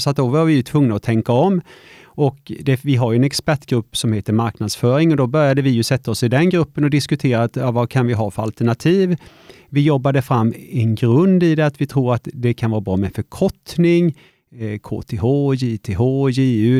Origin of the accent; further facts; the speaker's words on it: Vetlanda, Jönköping County, Sweden; jag har ju alltid bott i Vetlanda, jag är uppvuxen och gått på Mojärdeskolan och Tomaslundsskolan